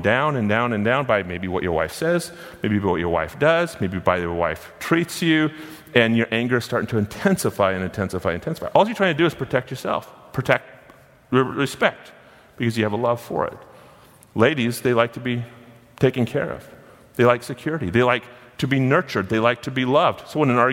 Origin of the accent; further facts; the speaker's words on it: Gold Beach, Oregon, United States; I was born and raised in Gold Beach, Oregon